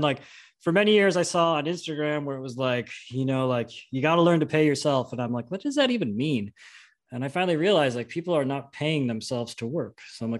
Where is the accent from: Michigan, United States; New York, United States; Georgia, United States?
New York, United States; also born or lived in Vermont / Salt Lake City / Tahoe; now in California, United States; I'm born and raised in New York.